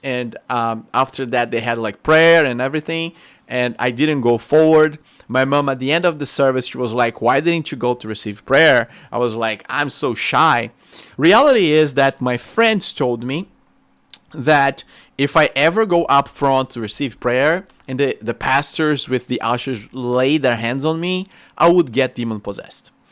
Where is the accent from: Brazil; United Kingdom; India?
Brazil; Rio de Janeiro; English is a second language; moved away as an adult; now in United States; We just moved out of Rio de Janeiro.